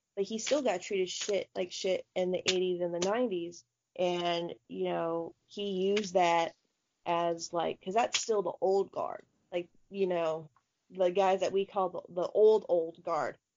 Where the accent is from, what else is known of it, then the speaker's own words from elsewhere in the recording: Tampa, Florida, United States; my hometown team, the Tampa Bay Bandits